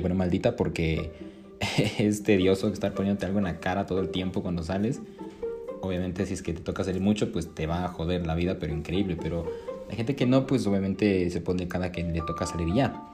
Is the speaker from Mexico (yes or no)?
no; Ecuador; aquí en mi país, en Ecuador